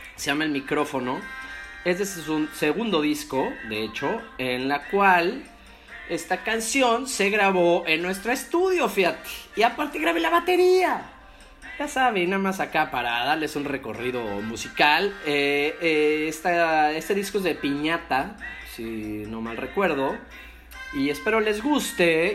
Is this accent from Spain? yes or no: no; Mexico; now in Playa del Carmen, Mexico; Yo soy mexicano